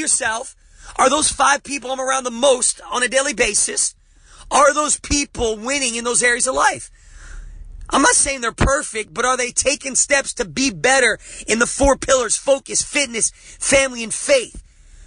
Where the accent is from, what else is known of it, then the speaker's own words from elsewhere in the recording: New Jersey, United States; I'm from Jersey, man. Growing up, you don't trust anybody